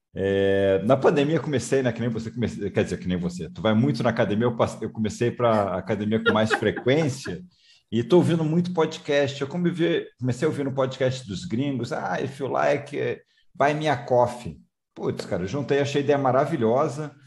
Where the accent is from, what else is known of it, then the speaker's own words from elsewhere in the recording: Rio de Janeiro, Brazil; moved away; Eu também sou é... carioca, tô morando fora do Rio um tempão, mas sou carioca